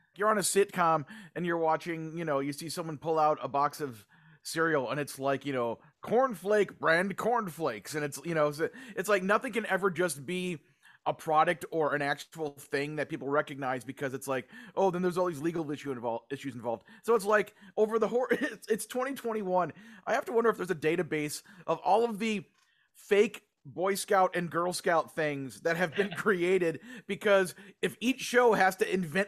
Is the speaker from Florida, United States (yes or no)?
no; Lake Geneva, Wisconsin, United States; I grew up in Lake Geneva, Wisconsin, the birthplace of Dungeons and Dragons